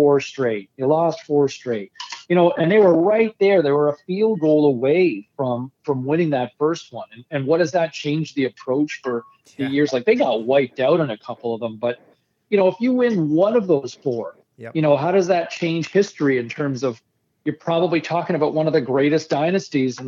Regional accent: Ottawa, Ontario, Canada; living in Southern Ontario for so many years, growing up in Ottawa originally

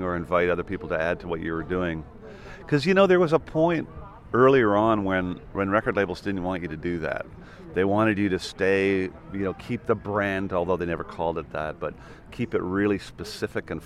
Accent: Ireland; also born or lived in Vancouver, Canada; I moved to Ireland. But at that point, I was, you know, I moved there when I was six

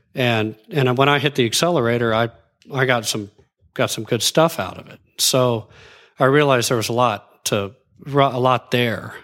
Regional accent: Abilene, Texas, United States; also born or lived in Dallas, Texas; I grew up in West Texas. I was born in Dallas, but grew up in Abilene, moved back to Dallas in, uh, in high school, hi, freshman year, Highland Park

